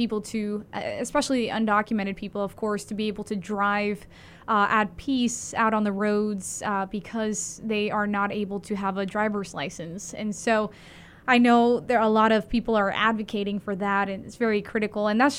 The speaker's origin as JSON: {"language": "English", "town": "Miami", "region": "Florida", "country": "United States", "tie": "born or raised there", "also_born_or_lived": "Colombia / Maryland / Delaware / France", "moved": "yes", "lives_now": "Indianapolis, United States", "said": "I grew up in Miami. You know, the issues there may be different than Maryland, where I was previously, and now here in Indiana."}